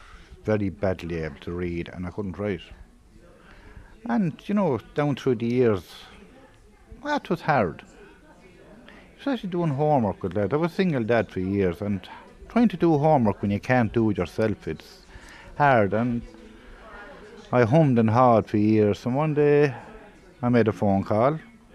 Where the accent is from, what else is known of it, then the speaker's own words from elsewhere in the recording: The Commons, County Tipperary, Munster, Ireland; also born or lived in Kilkenny; I am from the Commons. Very proud of it. Proud of it. Born and bred in it. Except for a few years I lived in Kilkenny, but I came home.